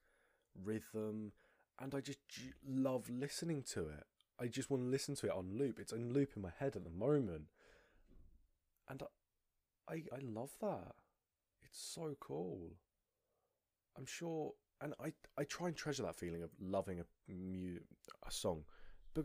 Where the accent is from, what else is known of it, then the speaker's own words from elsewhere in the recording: United Kingdom; I'm British.